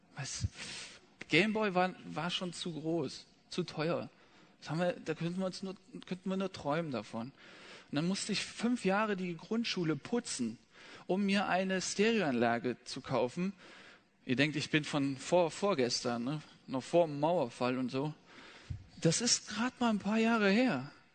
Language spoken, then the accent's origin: German; Rhineland, Germany; im Rheinland, wo ich aufgewachsen bin